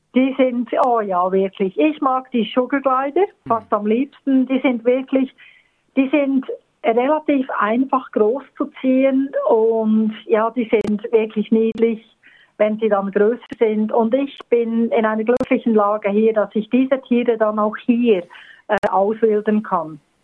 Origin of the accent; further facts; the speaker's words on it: Bern, Switzerland; moved away as an adult; also born or lived in Bernese Oberland; now in Australia; aufgeboren und aufgewachsen in Bern, also in der Hauptstadt und eigentlich immer so zwischen Bern und dem Berner Oberland ähm, geblieben